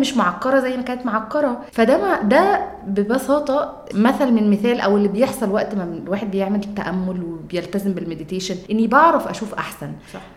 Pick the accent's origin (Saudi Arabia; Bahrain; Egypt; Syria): Egypt; انا جايه من مصر